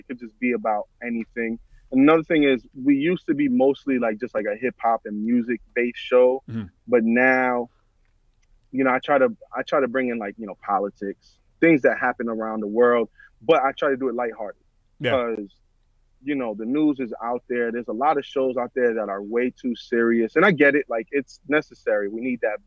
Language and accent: English; New York City, New York, United States; We're both from the Bronx. We both grew up listening to the same type of music.